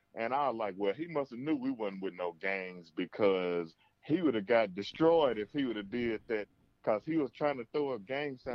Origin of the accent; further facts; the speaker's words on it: Mississippi, United States; I'm from Mississippi